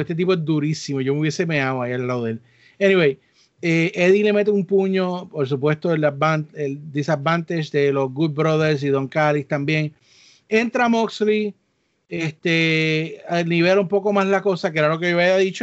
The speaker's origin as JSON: {"language": "Spanish", "country": "Puerto Rico", "tie": "born or raised there", "said": "los que nos criamos en Puerto Rico"}